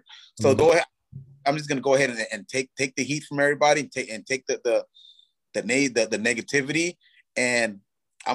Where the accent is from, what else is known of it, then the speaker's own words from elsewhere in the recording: Los Angeles, California, United States; I grew up in South Central